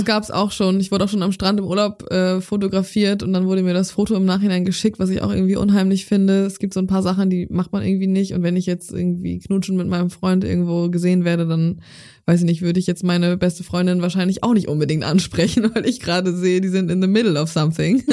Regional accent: Zeven, Lower Saxony, Germany; moved away as an adult; now in Hamburg, Germany; in Zefen in meiner Heimatstadt, wo ich groß geworden bin

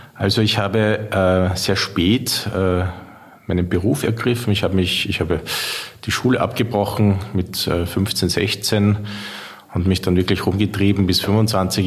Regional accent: Vienna, Austria; von der Stadt Wien, meiner Heimatstadt

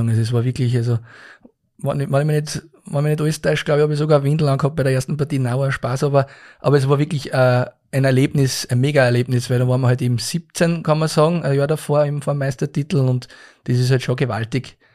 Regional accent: Linz, Upper Austria, Austria; aber ich glaube, dass das als Linzer sowieso natürlich das Schönste, was du machen kannst. Also generell als Einheimischer

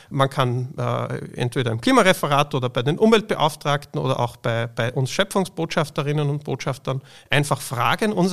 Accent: Austria; Bei uns in Österreich, aber global betrachtet in vielen Regionen noch viel schlimmer.

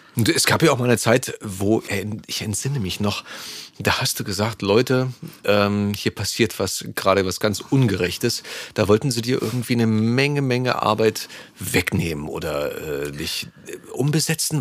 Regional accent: East Germany, Germany; als Ossi

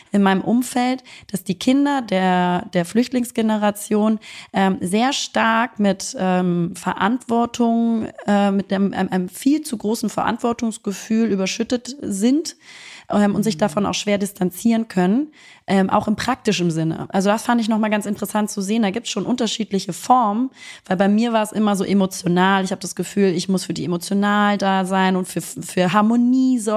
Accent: Germany; Und da sind natürlich ich als Deutsche äh, mit deutschen Eltern, die äh, im Frieden aufgewachsen sind

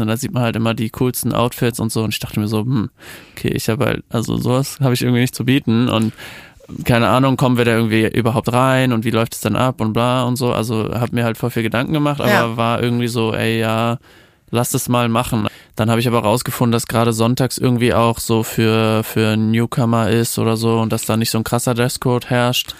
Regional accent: Germany; accent: German accent (in English); mit deutschem Akzent

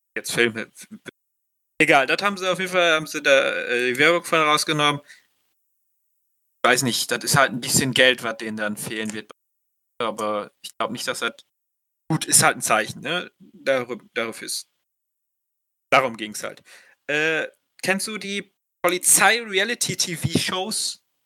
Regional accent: Germany

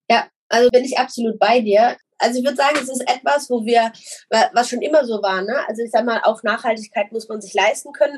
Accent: Germany; ich jetzt als Deutscher

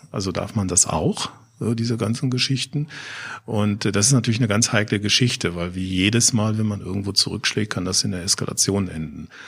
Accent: Offenbach am Main, Hesse, Germany; ich komme aus Offenbach

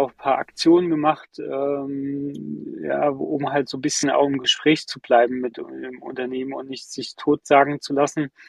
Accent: Germany; wo ich denke, hey, ich komme aus Deutschland, ja, wenn es einem warm sein soll, dann mir.

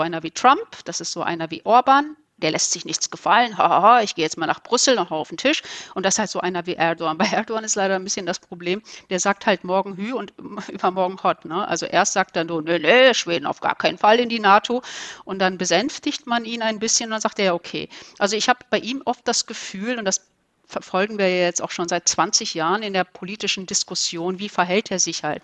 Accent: Ruhr area, North Rhine-Westphalia, Germany; also born or lived in Turkey; ich komme aus dem Ruhrgebiet

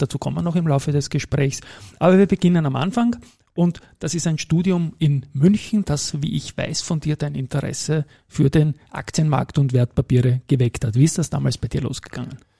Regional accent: Austria; als Österreicher

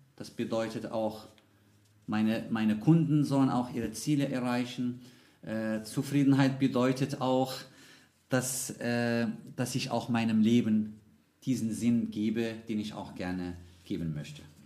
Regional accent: Casablanca, Casablanca-Settat, Morocco; German is a second language; moved away as an adult; now in Munich, Germany; ich bin in Casablanca geboren und aufgewachsen

